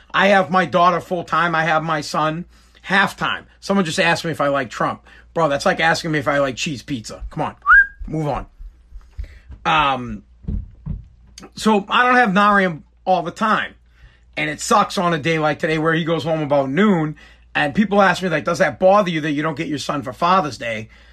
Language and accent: English; Boston, Massachusetts, United States; I'm from Boston